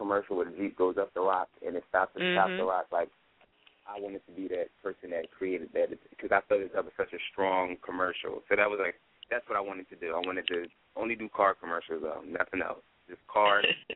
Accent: Philadelphia, Pennsylvania, United States; born and raised in Philadelphia

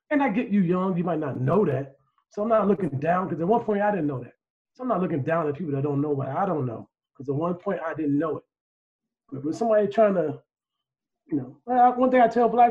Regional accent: Chicago, Illinois, United States; We from Chicago

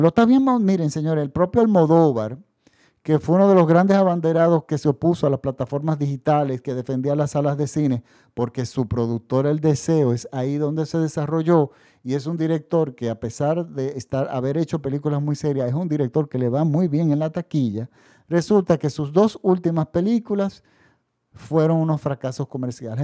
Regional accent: Dominican Republic; En mi país, por ejemplo, la República Dominicana

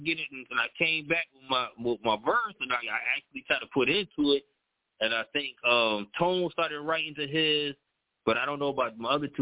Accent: Connecticut, United States; I grew up over there off of Maple Avenue. I grew up on Webster Street

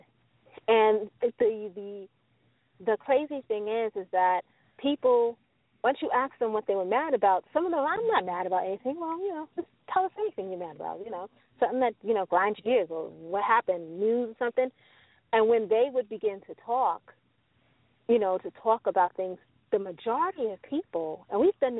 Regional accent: New York City, New York, United States; Growing up in New York City, we're surrounded by what we call the housing projects

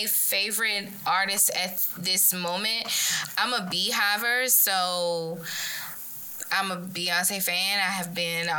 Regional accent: Shreveport, Louisiana, United States; now in Texas, United States; I am from Shreveport.

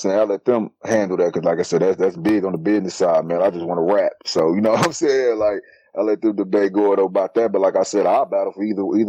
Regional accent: Midwest, United States; I'm from the Midwest.

